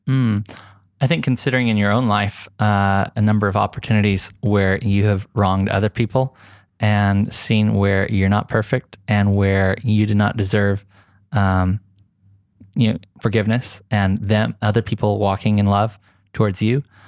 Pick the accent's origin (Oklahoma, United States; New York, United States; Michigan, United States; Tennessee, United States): Oklahoma, United States; moved away as an adult; now in Dubai, United Arab Emirates; I came from a really small town in Oklahoma, and it wasn't just like I moved from Oklahoma to Dubai